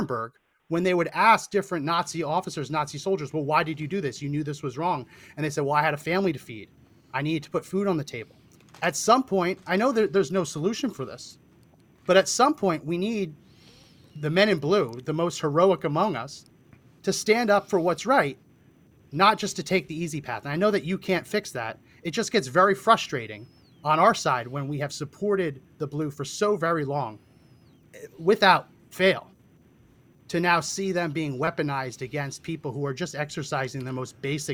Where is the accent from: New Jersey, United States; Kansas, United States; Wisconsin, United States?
New Jersey, United States; I grew up in New Jersey, so I've spent tons of time in New York City